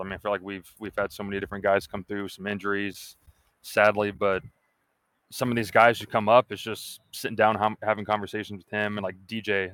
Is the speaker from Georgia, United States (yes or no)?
yes; Atlanta, Georgia, United States; moved away as an adult; now in Kentucky, United States; I grew up in Atlanta, I love it, but it's it's a huge city